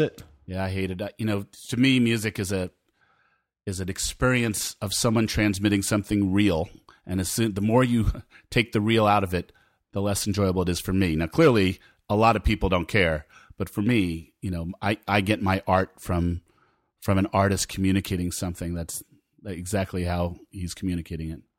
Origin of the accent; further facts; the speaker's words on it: Rockland County, New York, United States; I was a kid growing up in Rockland County, New York